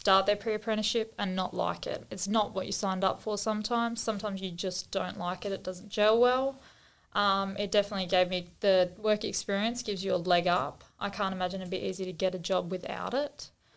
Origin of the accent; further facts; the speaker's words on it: Perth, Western Australia, Australia; also born or lived in Gingin; Grew up in Perth, moved out to the country in Gingin, and then moved back to Perth